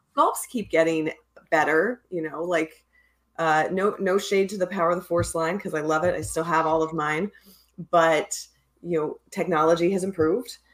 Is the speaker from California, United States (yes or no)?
no; Pennsylvania, United States; moved away; I grew up in Pennsylvania in like a, a pretty small area.